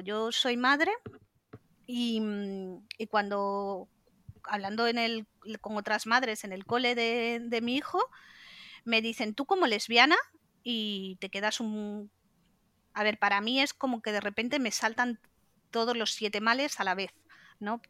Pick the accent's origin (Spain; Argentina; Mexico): Spain; Santander, Cantabria; yo soy de Cantabria, de Santander